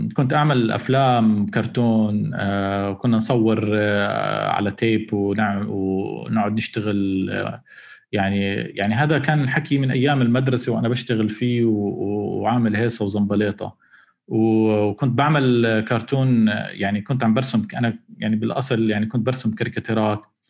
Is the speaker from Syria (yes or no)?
no; Jordan; احنا كاردنيين